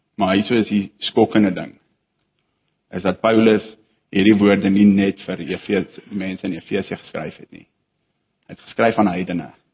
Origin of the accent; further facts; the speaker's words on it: South Africa; ons as Afrikaners